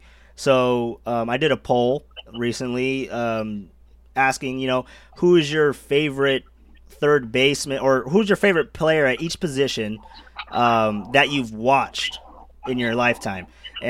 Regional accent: Bay Area, California, United States; being that I'm from the Bay Area

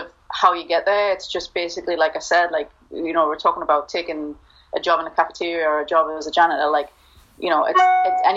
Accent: Newcastle upon Tyne, North East England, United Kingdom; moved away as an adult; also born or lived in Mississippi / Louisiana / West Texas / Houston; now in Gainesville, United States; born and raised in Newcastle and came over here when I was 18

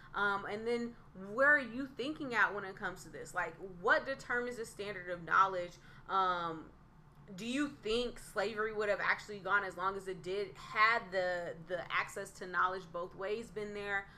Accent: Northern California, United States; being from Northern California

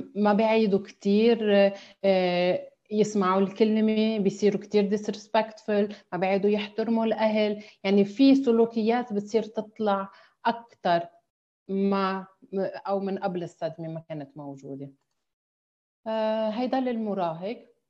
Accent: Lebanon; moved away as an adult; also born or lived in Amman, Jordan; now in Dubai, United Arab Emirates; نحن كلبنانيين

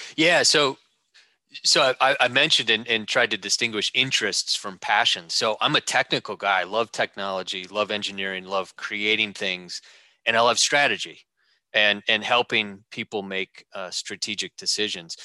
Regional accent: Wisconsin, United States; also born or lived in Madison, Wisconsin / Sheboygan, Wisconsin; growing up in Wisconsin, uh, Madison and uh, uh, and Sheboygan

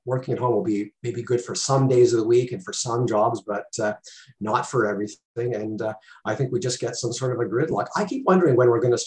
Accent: Toronto, Ontario, Canada; I grew up in Toronto, lived there for about 30 years

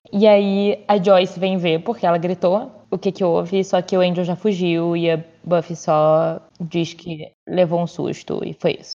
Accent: Brazil; eu sou brasileira

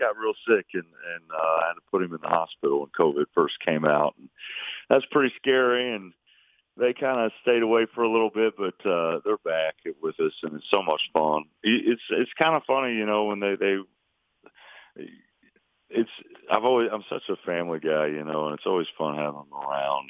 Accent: Lake Monroe, Indiana, United States; I grew up on Lake Monroe

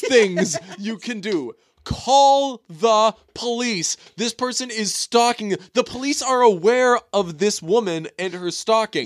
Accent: Boston suburbs, Massachusetts, United States; I'm from the burbs. So I'm not really from Boston

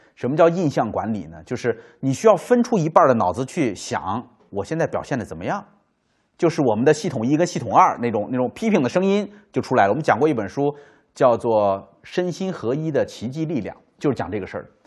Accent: China; 就理解古时候我们中国人讲孟母三迁

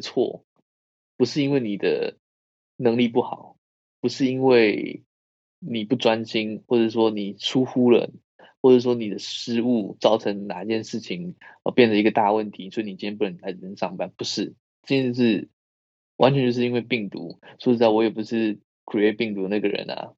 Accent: Chiayi, Taiwan; moved away as an adult; now in Belgium; 嘉嘉义只有嘉义市也只有两区，好吧？我们没有那么多区。

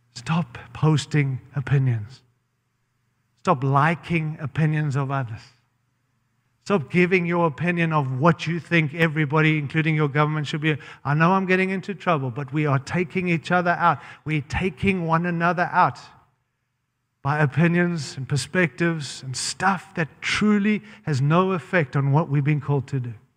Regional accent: Zimbabwe; now in United States; I was born in Rhodesia, Zimbabwe

